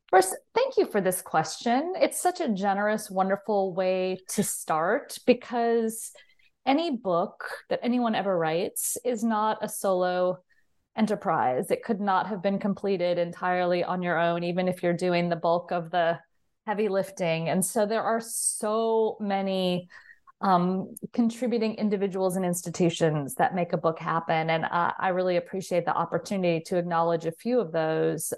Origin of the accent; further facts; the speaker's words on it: Southern California, United States; I grew up in Southern California